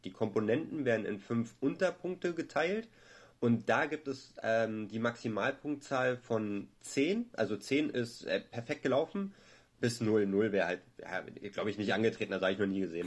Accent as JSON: {"language": "German", "region": "Berlin", "country": "Germany", "said": "ich bin Berliner"}